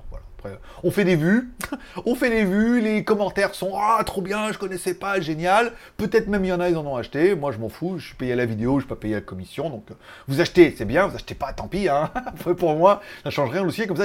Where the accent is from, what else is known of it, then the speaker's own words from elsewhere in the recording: France; Je suis français, monsieur. Je suis pas ou croate je suis français.